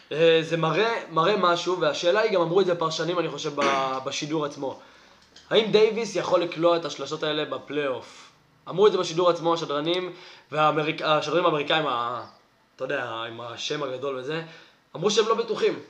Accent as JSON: {"language": "Hebrew", "country": "Israel", "said": "אני ישראלי"}